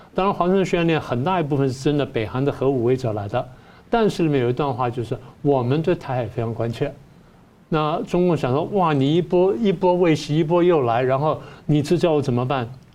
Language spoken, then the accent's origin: Chinese; Taiwan; 我们台湾人